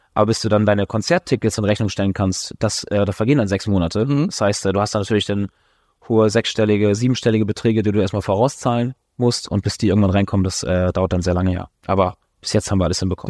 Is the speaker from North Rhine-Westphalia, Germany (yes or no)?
no; Schleswig-Holstein, Germany; also born or lived in Hamburg; Ich bin in der Ostsee groß geworden